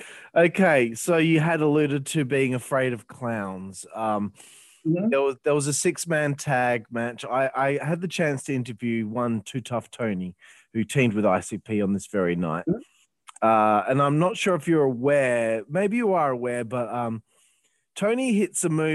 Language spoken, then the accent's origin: English; Australia; I'm from Australia